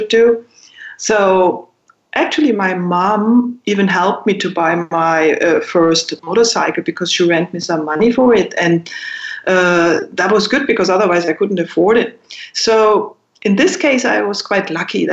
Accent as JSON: {"language": "English", "town": "Berchtesgaden", "region": "Bavaria", "country": "Germany", "tie": "born or raised there", "said": "growing up in Berchtesgaden"}